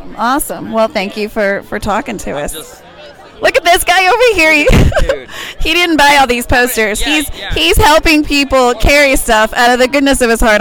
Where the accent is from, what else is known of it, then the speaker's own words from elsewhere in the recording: Northern Kentucky, United States; I'm from Northern Kentucky.